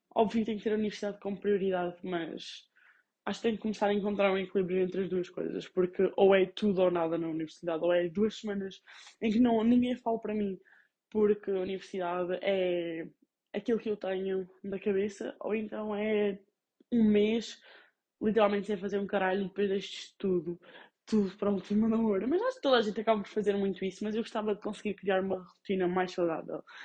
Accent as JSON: {"language": "Portuguese", "town": "Covilhã", "region": "Centro", "country": "Portugal", "also_born_or_lived": "Guimarães", "said": "Eu sou do Covilhã"}